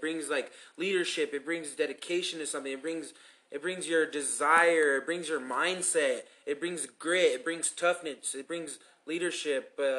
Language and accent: English; Commerce City, Colorado, United States; we're kids from Commerce City and Adam City. We went to Adam City High School.